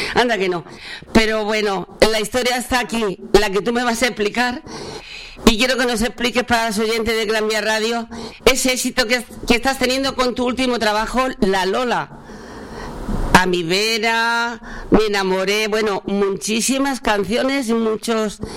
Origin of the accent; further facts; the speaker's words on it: Linares, Andalusia, Spain; moved away; mi pueblo